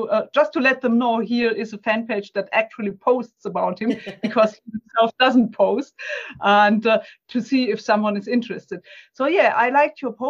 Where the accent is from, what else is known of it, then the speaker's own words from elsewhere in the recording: Germany; English is a second language; excuse my accent and my searching for words, because I'm German. It's English is not my native language.